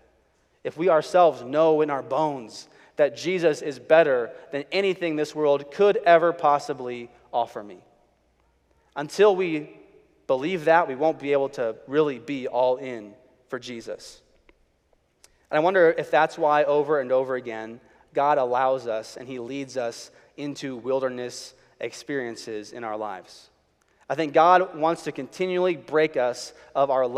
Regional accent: Chicago, Illinois, United States; I was growing up in Chicago. My dad was a pastor

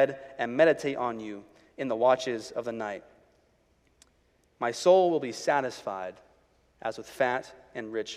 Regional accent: Chicago, Illinois, United States; I was growing up in Chicago. My dad was a pastor

